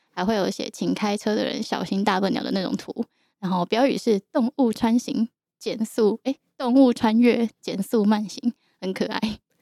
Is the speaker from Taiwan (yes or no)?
yes; Yilan, Yilan County, Taiwan; 我从小到大是在宜兰长大的